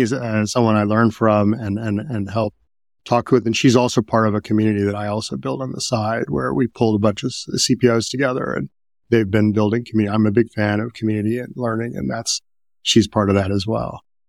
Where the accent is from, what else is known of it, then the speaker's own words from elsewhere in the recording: Midwest, United States; I was growing up in the Midwest